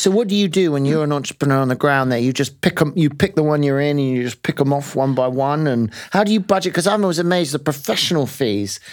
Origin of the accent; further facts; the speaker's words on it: London, United Kingdom; as a Londoner